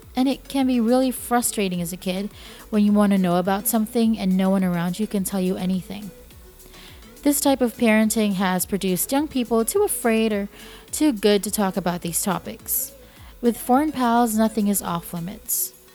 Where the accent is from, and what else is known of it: Philippines; moved away